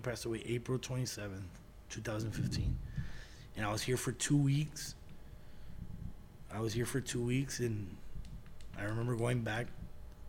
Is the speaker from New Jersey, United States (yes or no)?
no; La Azteca, Texas, United States; also born or lived in San Antonio; we grew up in La Azteca.